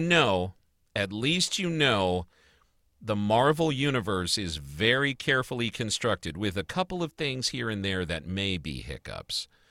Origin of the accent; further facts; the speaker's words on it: Chicago, Illinois, United States; now in New Jersey, United States; growing up in Chicago and hearing about John Wayne Gacy